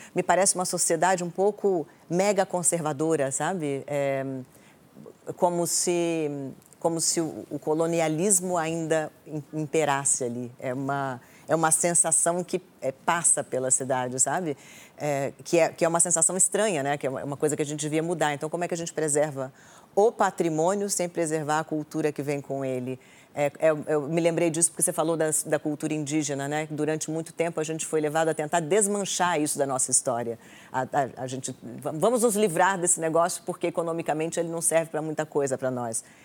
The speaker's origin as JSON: {"language": "Portuguese", "town": "Brasília", "region": "Federal District", "country": "Brazil", "tie": "born or raised there", "said": "eu nasci em Brasília, então eu nasci numa cidade tombada"}